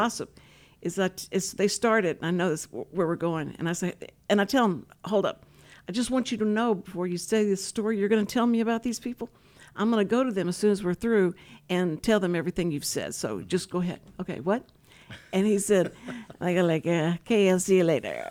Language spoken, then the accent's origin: English; Willis, Texas, United States; I'm from Willis